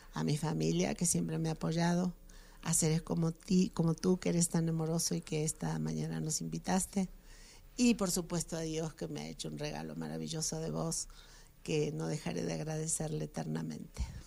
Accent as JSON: {"language": "Spanish", "country": "Argentina", "moved": "yes", "lives_now": "Mexico", "said": "mi país, Argentina"}